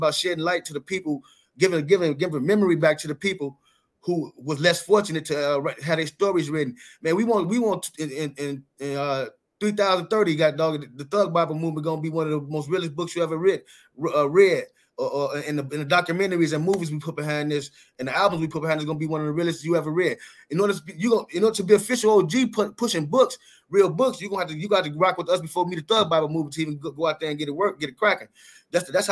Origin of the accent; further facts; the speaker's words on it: Chicago, Illinois, United States; now in West Coast, United States; I'm from Chicago